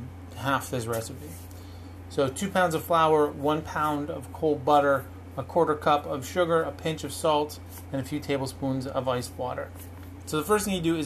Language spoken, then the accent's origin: English; Canada; I'm Canadian